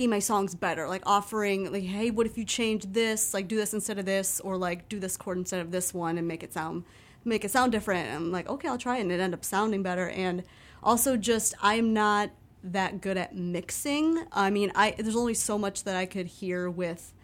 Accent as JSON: {"language": "English", "region": "Northwest Indiana", "country": "United States", "tie": "born or raised there", "lives_now": "Chicago, United States", "said": "I've been living in Chicago area my whole life. I grew up in Northwest Indiana, so I'm used to this weather"}